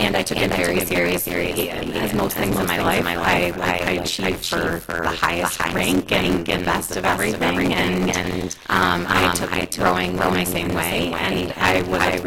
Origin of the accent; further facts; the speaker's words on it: Lewiston, United States; I'm from Lewiston and I have a wonderful, wonderful family that I moved home to be around